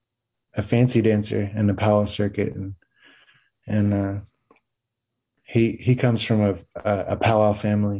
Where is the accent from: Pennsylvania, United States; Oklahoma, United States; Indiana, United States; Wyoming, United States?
Oklahoma, United States; I am from the Comanche Nation and the Second Fox Nation of Oklahoma.